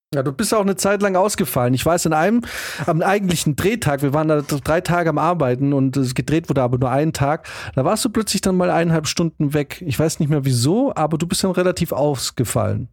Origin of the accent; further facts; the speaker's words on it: Germany; als Deutsche